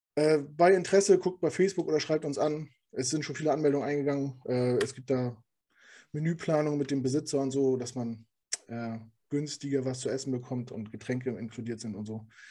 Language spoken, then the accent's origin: German; Hamburg, Germany; now in Düsseldorf, Germany; Weil ich komme ja auch aus Hamburg